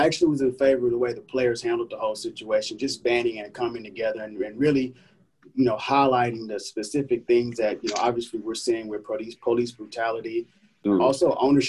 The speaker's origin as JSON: {"language": "English", "town": "Houston", "region": "Texas", "country": "United States", "tie": "born or raised there", "said": "And growing up in Fifth Ward, you know, we were always outdoors."}